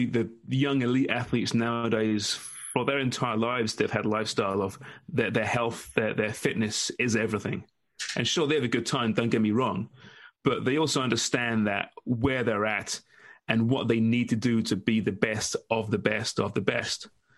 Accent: England, United Kingdom; now in Canada; I'm English, after all.

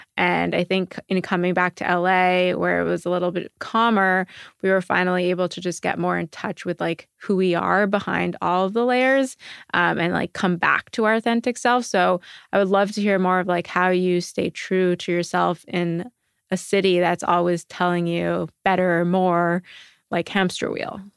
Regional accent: Montreal, Quebec, Canada; now in New York, United States; I'm from Montreal originally and I grew up where you walk on the street and everyone says, "Good morning,"

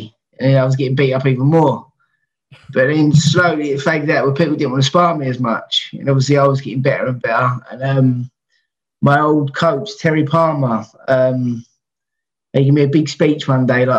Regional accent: London, United Kingdom; also born or lived in Dulwich; I've always lived in Peckham, but I was born in Dulwich Hospital.

